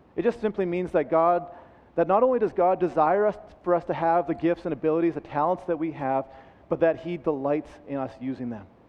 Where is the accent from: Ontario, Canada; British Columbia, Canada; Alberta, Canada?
Alberta, Canada; Red Deer; also born or lived in Vancouver / Calgary / Lethbridge; I am an Alberta boy. I, I grew up in Red Deer, and, uh, and that's where I spent